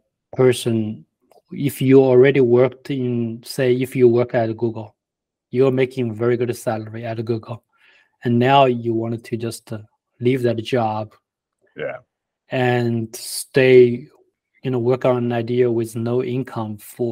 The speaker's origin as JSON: {"language": "English", "country": "China", "second_language": "English", "lives_now": "United States", "said": "We came from China. We never, you know, had a lot before."}